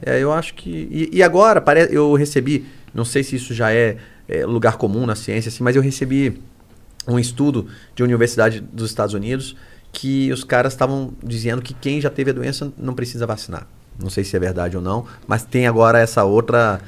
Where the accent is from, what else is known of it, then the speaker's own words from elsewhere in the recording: Brasília, Federal District, Brazil; Lá em Brasília, eu sou de Brasília, né? Moro lá.